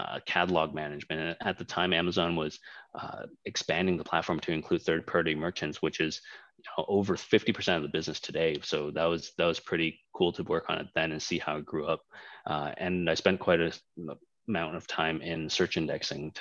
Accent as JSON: {"language": "English", "town": "Toronto", "region": "Ontario", "country": "Canada", "tie": "born or raised there", "also_born_or_lived": "Hong Kong", "moved": "as an adult", "lives_now": "Indonesia", "said": "I was born in Hong Kong. I'm Chinese, so spent 4 years in Hong Kong and left fairly early on in my life. Parents just decided that with the economic status in Hong Kong and the political status changing, moving to Canada was the right thing. So we moved over there. And pretty much that was where I got all of my education, starting all the way from kindergarten"}